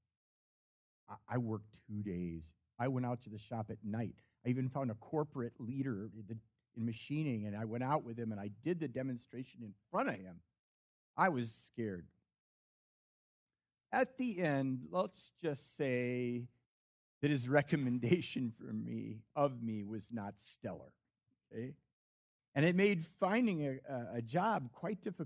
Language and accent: English; Chicago suburbs, Illinois, United States; I was raised in the Chicago suburbs